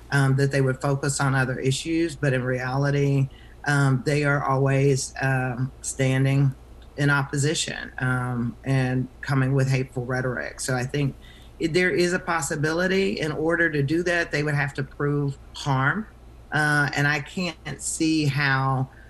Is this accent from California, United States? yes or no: no; Arkansas, United States; now in North Carolina, United States; I'm from Arkansas originally